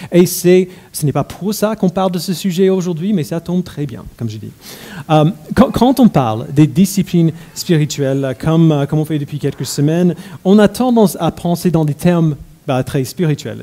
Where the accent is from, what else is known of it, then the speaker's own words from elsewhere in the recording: United States; mon enfance aux États-Unis